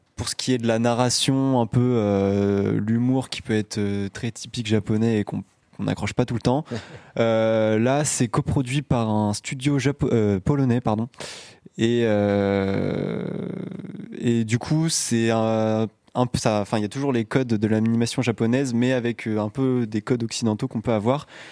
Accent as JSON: {"language": "French", "town": "Belle-Île-en-Mer", "region": "Brittany", "country": "France", "moved": "yes", "lives_now": "L'Aigle, France", "said": "je viens de Belle-Île-en-Mer"}